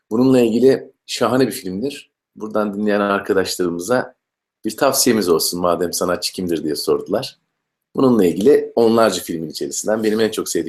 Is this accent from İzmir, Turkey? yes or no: yes; İzmir, Turkey; moved away; also born or lived in Hatay / Eskişehir; ben e, İzmirliyim. 72'de doğdum İzmir'de. Ondan sonra e, Karşıyaka'da Aydoğdu İlkokulunda başlayan eğitim maceram e, Eskişehir Devlet Konservatuvarı'nda bitti.